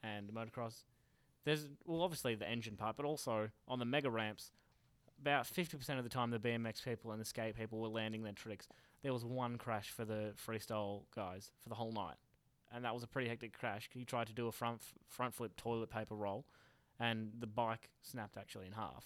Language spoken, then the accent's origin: English; Pearcedale, Victoria, Australia; I'm from Piercedale